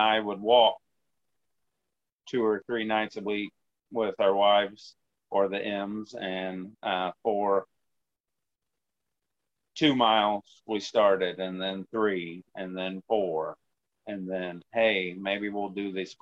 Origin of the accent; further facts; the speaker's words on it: Danvers, Illinois, United States; now in Stanford, Illinois, United States; I grew up in Danvers, Illinois